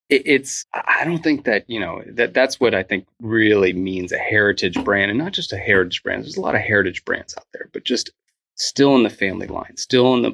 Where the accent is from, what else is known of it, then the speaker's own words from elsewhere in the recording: Northern Virginia, United States; I grew up in Northern Virginia